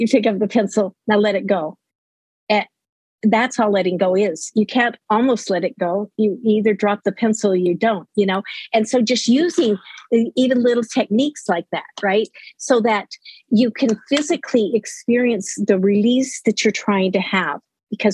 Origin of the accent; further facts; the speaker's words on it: Utah, United States; moved away as an adult; also born or lived in Laramie, Wyoming; now in Los Lunas, United States; I lived in Utah most of my life